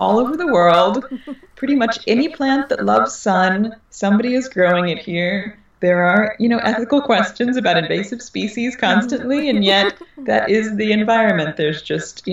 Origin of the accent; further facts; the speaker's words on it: Texas, United States; now in Los Angeles, United States; I grew up in Texas, deep in the nature